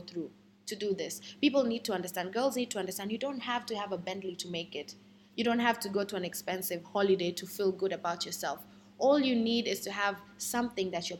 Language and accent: English; Kenya; I'm a Kenyan woman